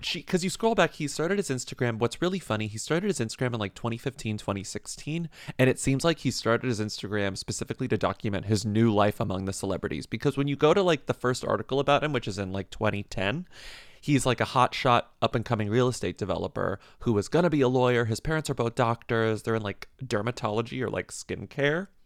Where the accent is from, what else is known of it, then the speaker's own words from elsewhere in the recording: Texas, United States; Dairy Queens were everything growing up in Texas